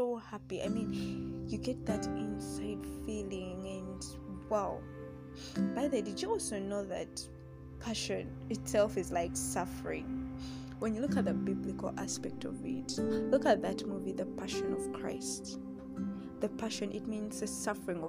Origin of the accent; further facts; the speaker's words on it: the East, Eastern Region, Uganda; now in Central Region, Uganda; I'm from the East, though I stay here in the Central